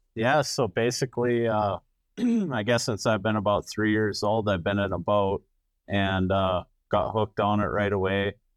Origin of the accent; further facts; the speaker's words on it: Wisconsin River, United States; I grew up on the Wisconsin River